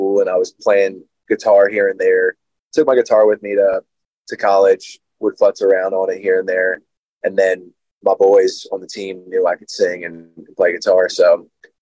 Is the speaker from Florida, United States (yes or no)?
no; Hershey, Pennsylvania, United States; also born or lived in Duncannon, Pennsylvania; Born and raised in Pennsylvania, Hershey specifically. I originally lived an hour north of Hershey in a place called Duncan, Pennsylvania, from my early years, from when I was born to around fourth grade when we moved, and then rest of my life was spent in Hershey.